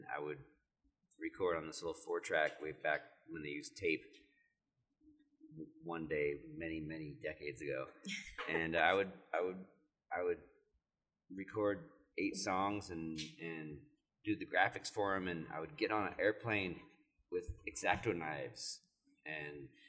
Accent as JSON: {"language": "English", "region": "New York", "country": "United States", "tie": "born or raised there", "said": "I was born in Harlem."}